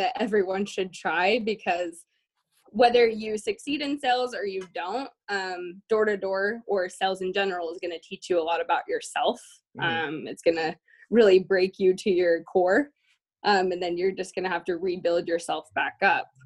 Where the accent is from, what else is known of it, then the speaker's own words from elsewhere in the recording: Syracuse, Utah, United States; moved away as an adult; also born or lived in Clearfield, Utah; now in Boston, United States; I am originally from Syracuse, Farmington area. So born and raised in Utah.